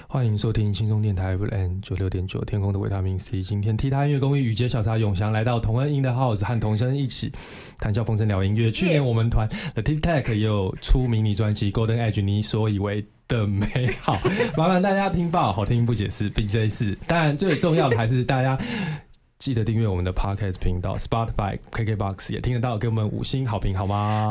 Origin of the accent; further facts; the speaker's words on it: Kaohsiung, Taiwan; 我是高雄人